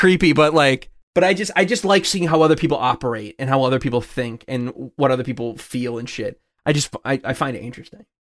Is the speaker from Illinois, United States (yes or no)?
yes; Chicago, Illinois, United States; I'm from the Chicagoland area, not really from the Springfield area.